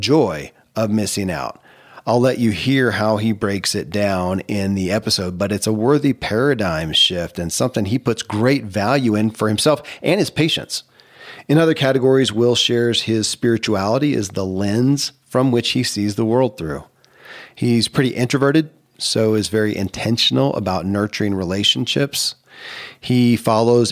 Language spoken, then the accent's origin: English; Kentucky, United States; I grew up in Kentucky where horse racing and bourbon are famous